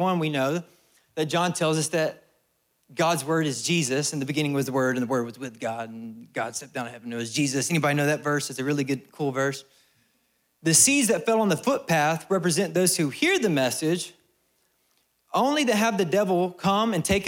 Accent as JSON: {"language": "English", "region": "Alabama", "country": "United States", "said": "I'm from Alabama"}